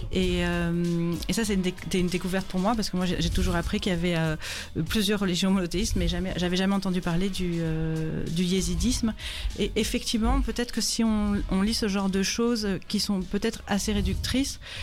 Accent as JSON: {"language": "French", "town": "Brussels", "region": "Brussels-Capital Region", "country": "Belgium", "said": "je viens de Bruxelles et je suis photojournaliste"}